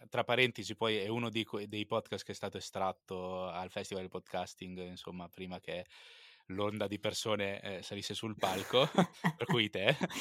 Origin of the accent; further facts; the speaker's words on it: Pesaro, Marche, Italy; also born or lived in Turin; sono nato a Torino, ma vivo a Pesaro, appunto dove vivi anche te